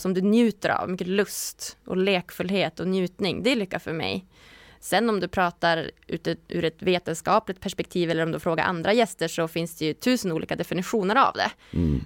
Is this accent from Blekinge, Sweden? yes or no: no; Umeå, Västerbotten County, Sweden; moved away as an adult; also born or lived in Stockholm / Gothenburg / Malmö / Lund; jag är från Umeå